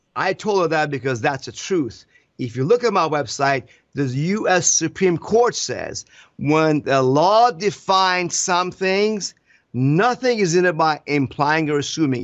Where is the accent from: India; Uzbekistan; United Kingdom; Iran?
Iran; now in United States; I came from Iran. We have no freedoms there